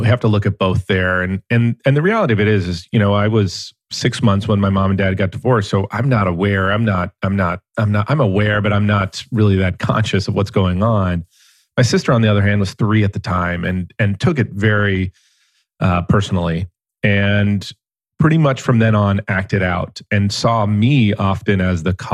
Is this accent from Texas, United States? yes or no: no; Los Angeles, California, United States; I grew up in San Fernando Valley of Los Angeles